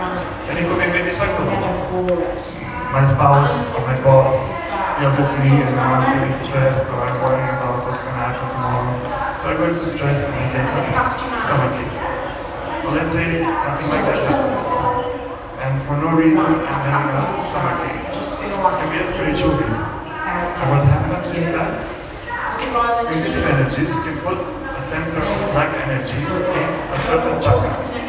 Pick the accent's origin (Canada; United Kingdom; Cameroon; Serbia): Serbia; English is a second language; also born or lived in United States; I've been doing spiritual practice for the last 23 years. I'm from Serbia, and I lived in the USA for 10 years.